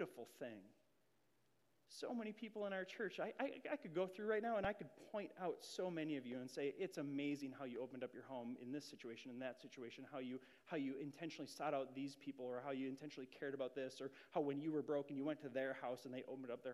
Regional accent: Grand Marais, Minnesota, United States; I moved up to Grand Marais, Minnesota in sixth grade

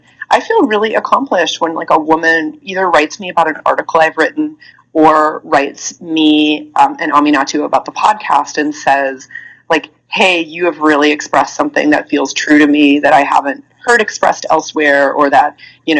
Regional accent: Iowa, United States; I'm from Iowa. Like Iowa in the like late 90s

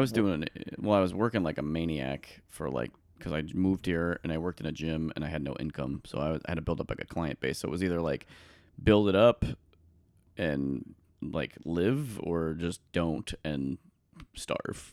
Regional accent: New Jersey, United States; moved away as an adult; also born or lived in Spring Valley, New York; now in Chicago, United States; we moved just over the bridge to New York, uh, to New Jersey, and that's where I pretty much grew up

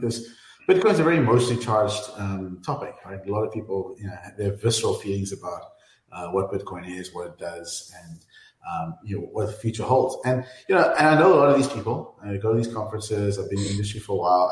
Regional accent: South Africa; I, I'm from South Africa

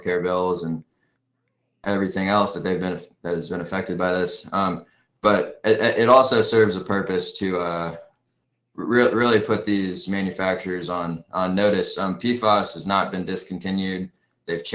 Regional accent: Pensacola, Florida, United States; I grew up in Pensacola, Florida, and moved back there with my family shortly after the BP oil spill

